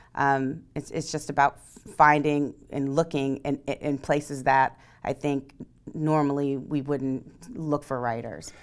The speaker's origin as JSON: {"language": "English", "region": "East Coast", "country": "United States", "moved": "yes", "said": "I'm from the East Coast"}